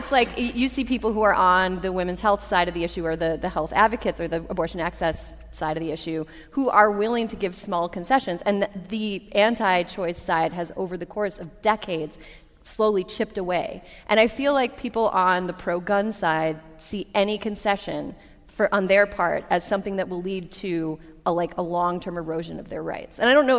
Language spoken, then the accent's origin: English; Frederick, Wisconsin, United States; Yeah, I'm from Wisconsin.